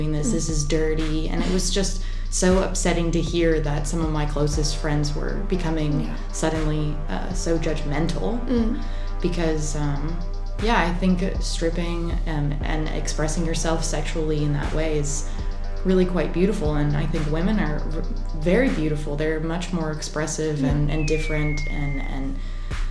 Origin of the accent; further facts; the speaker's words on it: North Carolina, United States; moved away; also born or lived in Savannah, Georgia; I'm from North Carolina